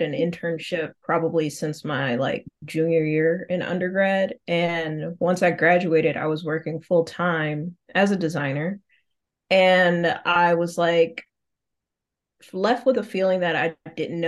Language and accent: English; Detroit, Michigan, United States; moved away as an adult; also born or lived in Texas; now in Austin, United States; I'm from Detroit originally, born and raised.